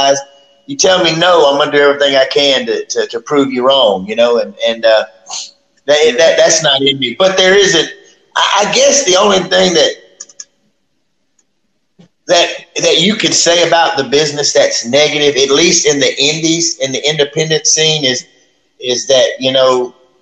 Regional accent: Oakdale, Louisiana, United States; I love Oakdale, and I'm not saying that because my dad's the mayor, but I love where I come from

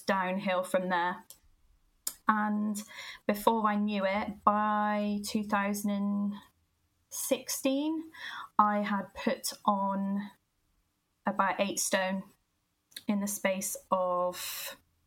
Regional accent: Gloucester, South West England, United Kingdom; I am originally from Gloucester. You can probably tell by the accent

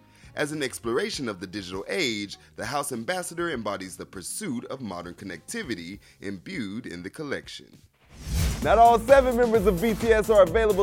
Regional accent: Georgia, United States; my home state of Georgia

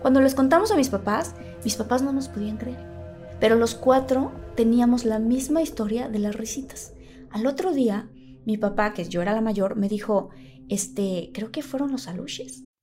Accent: Tabasco, Mexico; yo crecí en Tabasco con mi familia

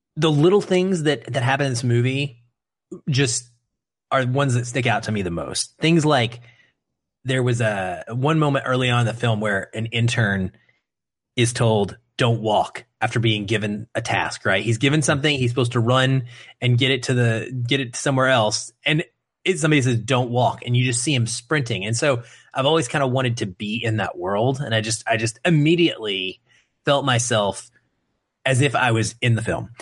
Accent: United States

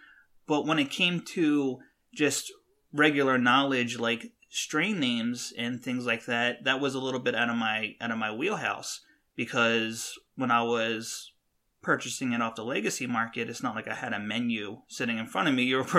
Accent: West Coast, United States; I know more about the plant because I'm from the West Coast

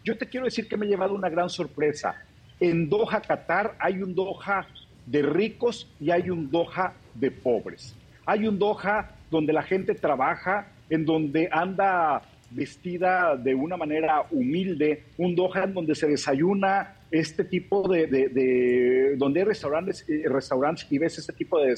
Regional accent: Mexico; La gente es muy amable, la gente te atiende, les da gusto, te dice México, México, y saben que somos los mexicanos.

